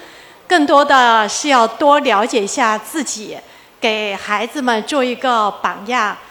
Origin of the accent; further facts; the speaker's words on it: Chongqing, China; 我也是来自重庆，刚刚跟这位外婆我们是一个城市的。嗯，但是我的情况有点不一样，因为我是绿卡身份。